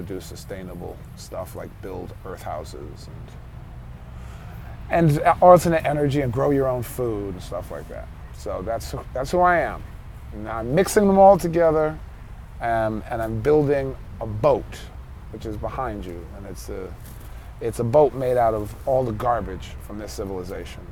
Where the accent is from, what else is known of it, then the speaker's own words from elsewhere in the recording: New York City, New York, United States; I am from New York City